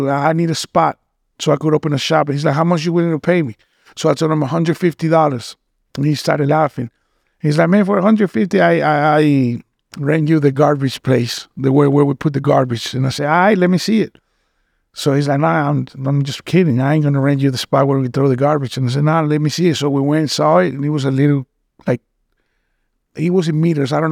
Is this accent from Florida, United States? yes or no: yes; Boca Raton, Florida, United States; moved away as an adult; also born or lived in Mexico / Cancun, Mexico / Utah; now in Miami, United States; I was born in Mexico, but I was raised uh, here in Boca. Okay. I lived in Boca uh, when I was a kid. Then I went back home and I went back to Cancun when I was 20. And I lived there from 20 all the way to 35.